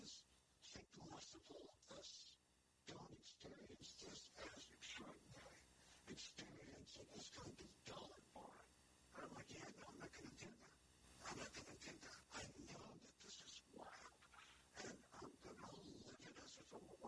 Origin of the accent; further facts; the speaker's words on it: New York City, New York, United States; when I was growing up in the Bronx